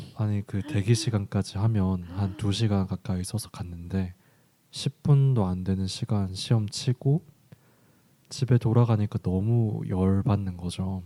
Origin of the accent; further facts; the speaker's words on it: Busan, South Korea; moved away; 제가 고향이 부산이다 보니까